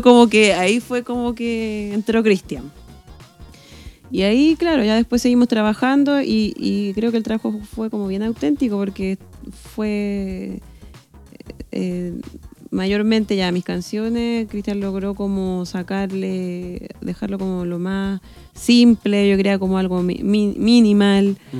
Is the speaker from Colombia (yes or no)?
no; Chile; yo igual, como un chileno normal